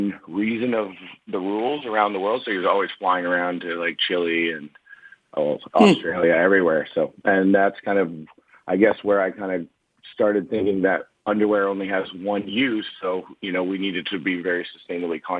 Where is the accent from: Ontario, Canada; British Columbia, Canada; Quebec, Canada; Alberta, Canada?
British Columbia, Canada; Kamloops; I'm from Canada, so I grew up about 4 hours north of Vancouver in Kamloops